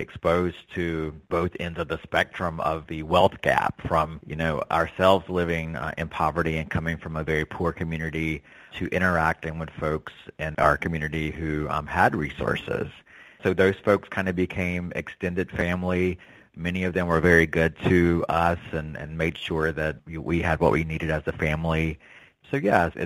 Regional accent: North Carolina, United States; Being from the South, I grew up in North Carolina, and being Native American

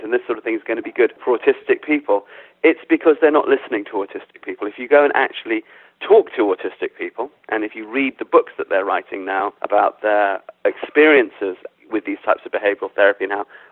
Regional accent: London, United Kingdom; I was brought up in London, but my parents are African

